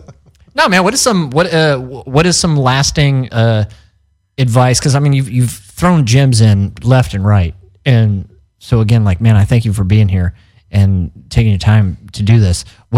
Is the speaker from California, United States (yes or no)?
no; Missouri, United States; because we're all from Missouri, we're from the Midwest.